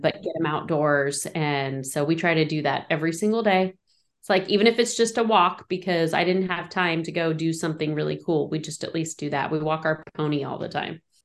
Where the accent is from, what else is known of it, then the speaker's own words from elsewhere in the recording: Modoc County, California, United States; moved away as an adult; now in Tehama County, United States; where I grew up in Modoc County is really remote